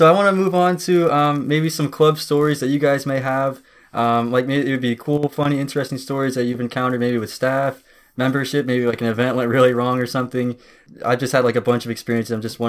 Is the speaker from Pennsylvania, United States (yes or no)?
no; near Columbus, Ohio, United States; I was born and raised near Columbus